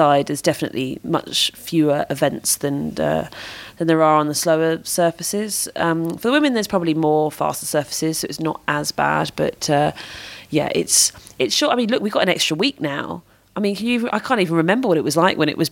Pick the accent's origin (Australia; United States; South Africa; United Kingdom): United Kingdom